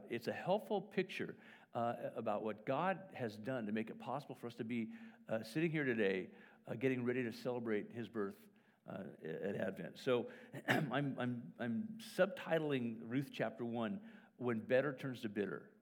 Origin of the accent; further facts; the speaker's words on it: Wales, United Kingdom; born there; First of all, I open it up and it's written in Welsh, which is really helpful but I was born in Wales, and so it's wow, this is interesting.